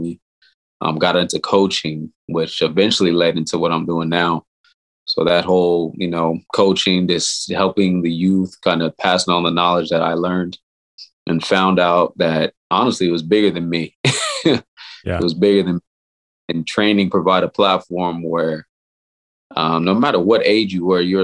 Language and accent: English; Los Angeles, California, United States; also born or lived in Orange County, California / San Diego, California; now in Sacramento, United States; I'm from Southern California, grew up in Los Angeles, California, spent some time in Orange County toward my high school years